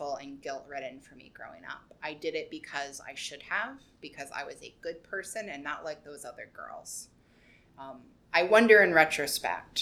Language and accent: English; Roanoke, Virginia, United States; moved away as an adult; also born or lived in Richmond, Virginia / Rockbridge County, Virginia; now in New York City, United States; I was born near Richmond, but I grew up in Roanoke County / Roanoke City